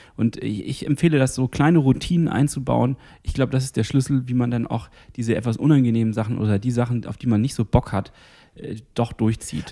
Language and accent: German; Northern Germany, Germany; als Norddeutscher